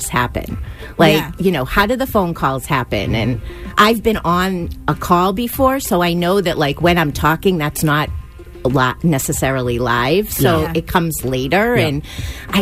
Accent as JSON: {"language": "English", "town": "Framingham", "region": "Massachusetts", "country": "United States", "tie": "born or raised there", "said": "I grew up in Framingham"}